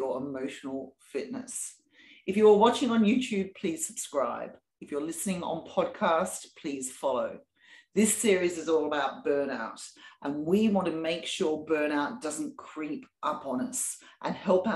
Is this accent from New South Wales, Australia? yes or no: yes; Sydney, New South Wales, Australia; now in United Kingdom; I was born and raised in Sydney, and now I live in the UK